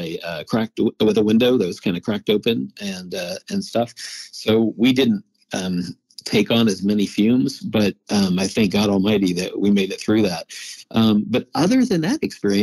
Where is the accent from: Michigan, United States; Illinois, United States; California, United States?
Illinois, United States; Oakwood; I grew up in a very small town. It's called Oakwood, Illinois, 3 hours south of Chicago